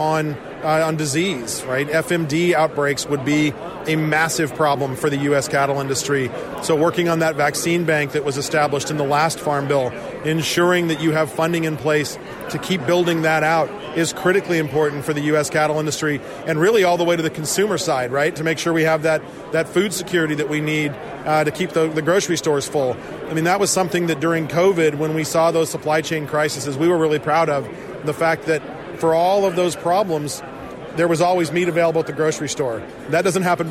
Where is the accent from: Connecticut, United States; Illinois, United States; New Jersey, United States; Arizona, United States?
Arizona, United States; I'm from Arizona